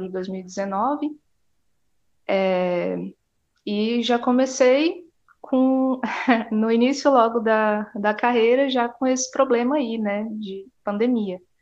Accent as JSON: {"language": "Portuguese", "town": "Porto Nacional", "region": "Tocantins", "country": "Brazil", "also_born_or_lived": "Goiânia", "moved": "as an adult", "said": "Eu sou do Tocantins, é, de Porto Nacional"}